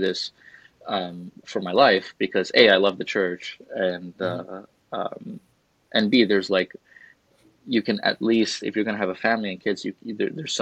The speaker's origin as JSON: {"language": "English", "town": "New York City", "region": "New York", "country": "United States", "tie": "born or raised there", "also_born_or_lived": "Montana / Chicago", "moved": "as an adult", "lives_now": "Charlotte, United States", "said": "I grew up in New York City"}